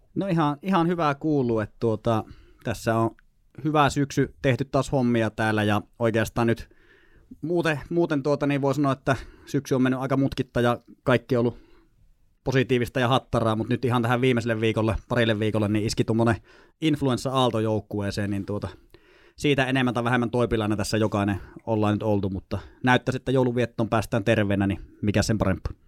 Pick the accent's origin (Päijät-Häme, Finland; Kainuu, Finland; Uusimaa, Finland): Kainuu, Finland; Sotkamo; moved away as an adult; also born or lived in Lapland / Tornio; now in Joensuu, Finland; niin siellä kuitenkin semmoisen reilu parikymmentä vuotta Kainuussa eleilin ensi Sotkamossa armeija ikään asti